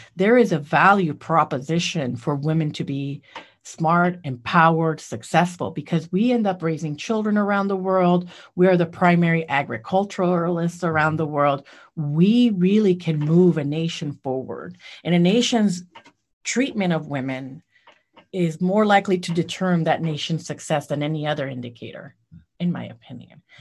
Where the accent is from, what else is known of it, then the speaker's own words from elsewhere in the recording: Puerto Rico; now in Columbia, United States; I grew up in Puerto Rico